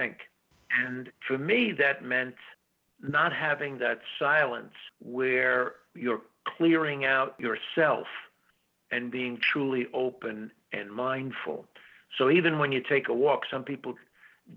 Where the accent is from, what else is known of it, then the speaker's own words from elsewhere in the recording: New York City, New York, United States; I'm from New York City, we spent every summer up on a family farm in the Catskills in upstate New York